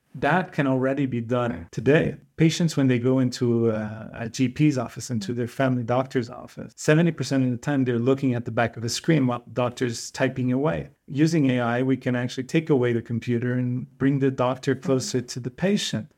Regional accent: Portugal; back home in Portugal

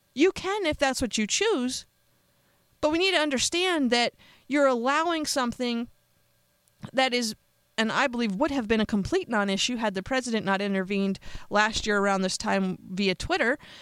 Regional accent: United States; I'm an American

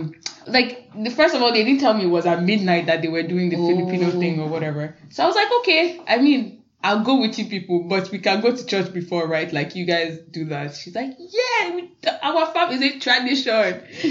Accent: Ijebu, Ogun State, Nigeria; I'm from Ijebu, so we'd go with all our extended family, my grandpa, grandma, aunties, uncles, cousins.

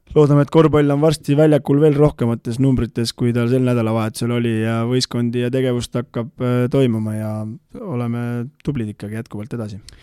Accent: Tamsalu, Lääne-Viru County, Estonia; also born or lived in Rae, Harju County; minu kodukandi tiim

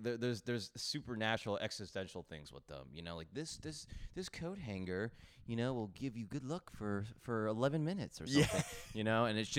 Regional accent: New York, United States; As a New Yorker, you're like, what the fuck is this?

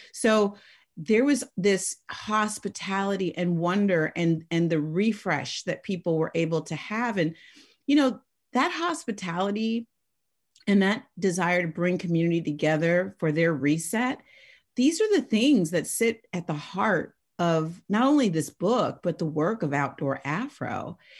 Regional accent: Oakland, California, United States; I was raised in the Oakland Hills

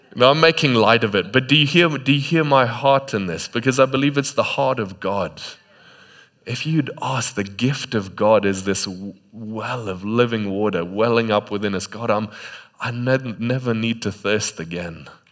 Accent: Botswana; moved away; in Botswana, sometimes in the middle of the day, you just don't go outside

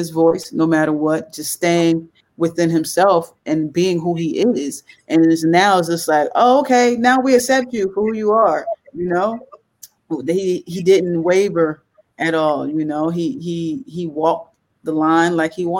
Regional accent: Paterson, New Jersey, United States; now in Los Angeles, United States; I'm born and raised in Jersey

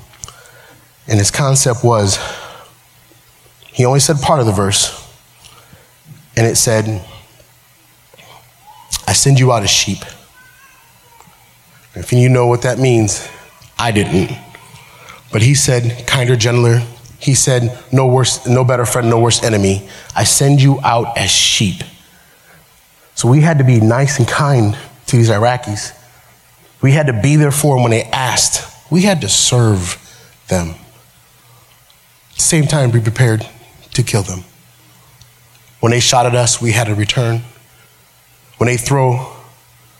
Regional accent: United States; accent: Ebonics (African American Vernacular English); first language Ebonics; also born or lived in Missouri

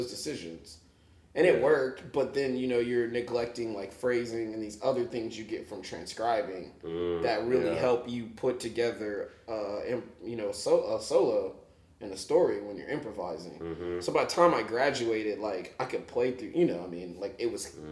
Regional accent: Houston, Texas, United States; moved away as an adult; also born or lived in Los Angeles, California; now in Kansas City, United States; I grew up in Houston.

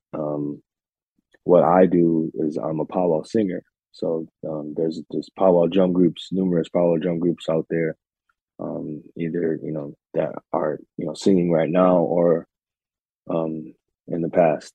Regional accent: Minneapolis, Minnesota, United States; moved away as an adult; also born or lived in Red Lake Reservation, Minnesota; now in Oneida Reservation near Green Bay, United States; I'm from Minneapolis, Minnesota, but I currently reside just outside of Green

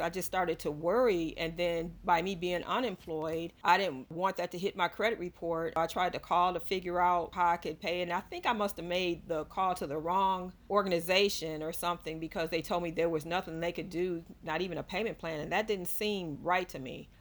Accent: Ohio, United States; also born or lived in Georgia; now in Fairburn, United States; I am originally from Ohio, but I moved to Georgia in 1985

